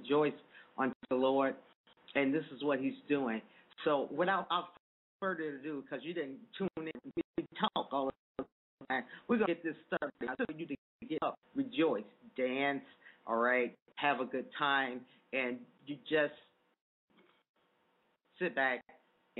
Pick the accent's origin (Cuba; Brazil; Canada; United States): United States; Chicago, Illinois; I am from Chicago, and house music is such an influence here, and it's been an influence in my life the whole time